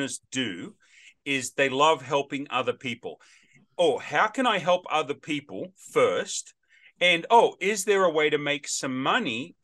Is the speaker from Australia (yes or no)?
yes; Australia; also born or lived in Middle Tennessee; now in Nashville, United States; as an Aussie by birth, but American by choice